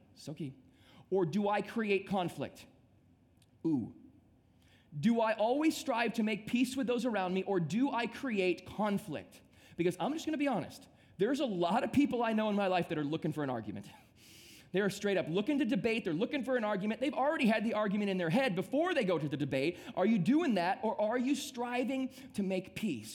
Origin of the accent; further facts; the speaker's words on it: Midwest, United States; now in South Florida, United States; I grew up in the Midwest and I came down to South Florida